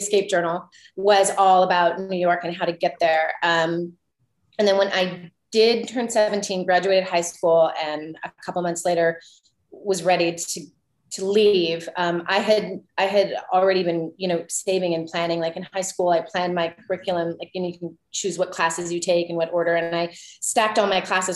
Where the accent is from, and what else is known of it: Canada; also born or lived in Vancouver